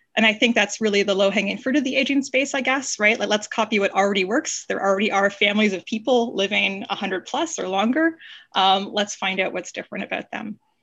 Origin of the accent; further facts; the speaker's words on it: Canada; moved away as an adult; also born or lived in Toronto, Canada / Stanford, United States; I'm a Canadian by background